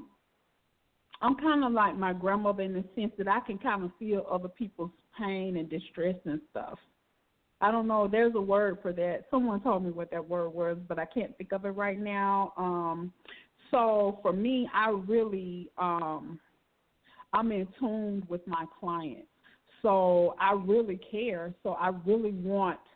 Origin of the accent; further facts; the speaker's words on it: Alabama, United States; I'm from Alabama